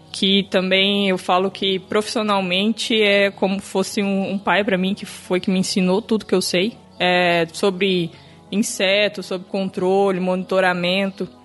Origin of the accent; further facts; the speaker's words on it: Mato Grosso do Sul, Brazil; now in Bahia, Brazil; Bom, eu sou natural do Mato Grosso do Sul. Eu formei na Universidade Estadual do meu estado, é, vim parar aqui na Bahia